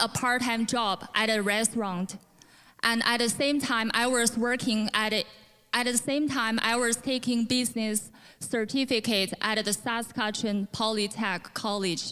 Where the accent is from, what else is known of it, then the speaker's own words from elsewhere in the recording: China; English is a second language; moved away as an adult; now in Canada; I was born in China, but moved to Canada in 2015